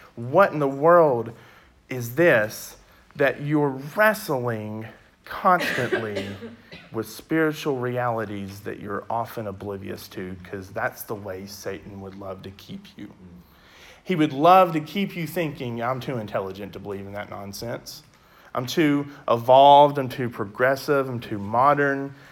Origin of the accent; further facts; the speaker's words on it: West Memphis, Arkansas, United States; also born or lived in Conway; I'm originally from West Memphis